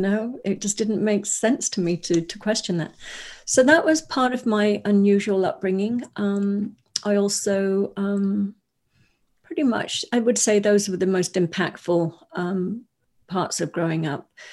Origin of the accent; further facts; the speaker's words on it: Wales, United Kingdom; I grew up in, I was born in Wales, in the U K